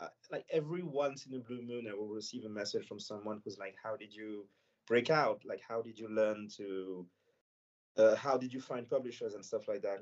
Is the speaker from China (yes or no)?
no; Senegal; first language French; English is a second language; now in France; I live in France and I grew up in Senegal